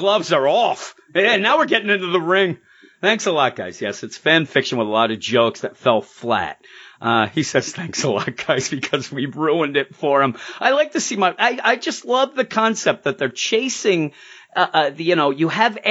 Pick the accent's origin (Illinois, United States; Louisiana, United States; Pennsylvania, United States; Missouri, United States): Pennsylvania, United States; Quakertown; I didn't even grow up in Fresno. I grew up in Quakertown.